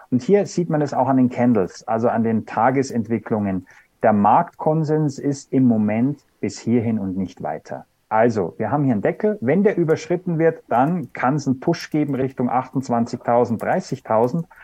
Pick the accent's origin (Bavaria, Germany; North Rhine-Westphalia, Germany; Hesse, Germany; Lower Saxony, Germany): Bavaria, Germany; Wir sind ja beide aus Bayern